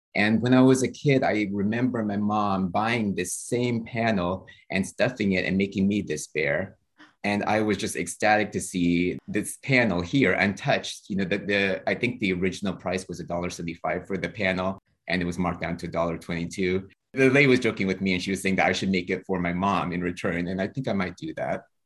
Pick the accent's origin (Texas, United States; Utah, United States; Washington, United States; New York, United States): Texas, United States; Houston; moved away; I grew up in Houston, Texas